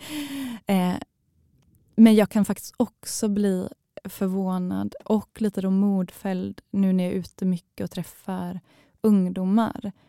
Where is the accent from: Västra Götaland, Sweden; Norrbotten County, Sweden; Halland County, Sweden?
Halland County, Sweden; now in Malmö, Sweden; Jag känner mig inte som en skåning eftersom jag kommer från, eh, från Halland